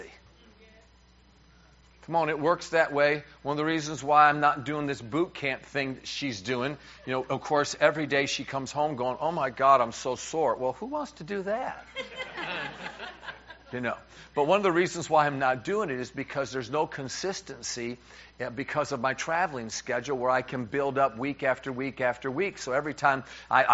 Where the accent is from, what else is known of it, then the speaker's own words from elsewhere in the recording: New York, United States; as a New Yorker